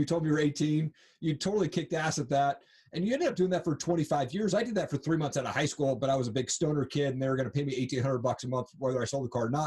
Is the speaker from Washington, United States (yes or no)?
yes; Covington, Washington, United States; also born or lived in Tri-Cities, Washington; Grew up in Seattle area, Covington